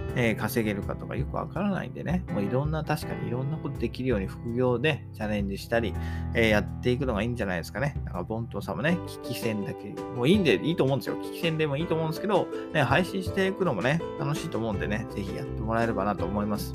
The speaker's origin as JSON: {"language": "Japanese", "region": "Kanto", "country": "Japan", "said": "私は関東の人間なんで"}